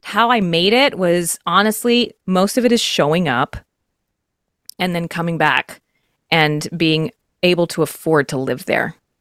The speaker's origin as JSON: {"language": "English", "region": "Texas", "country": "United States", "said": "I'm from Texas"}